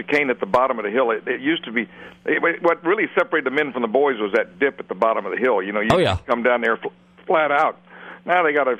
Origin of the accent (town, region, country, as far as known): Jacksonville, Florida, United States